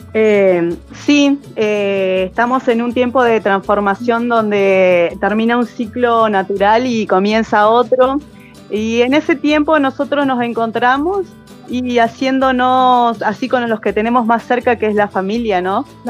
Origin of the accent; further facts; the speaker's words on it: General Roca, Río Negro, Argentina; soy acá de Fishkum Menocó, eh, nacida y criada acá